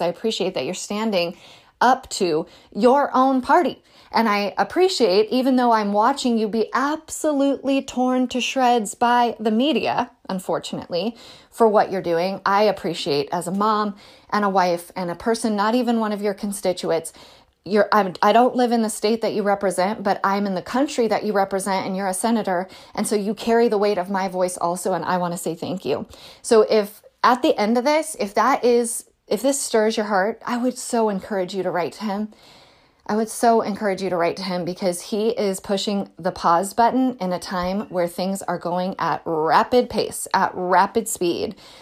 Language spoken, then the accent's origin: English; California, United States; I'm from California